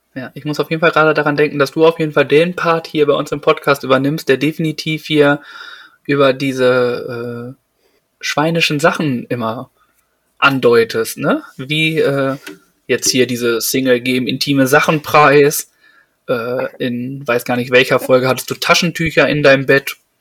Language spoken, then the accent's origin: German; Detmold, North Rhine-Westphalia, Germany; bei uns in Detmold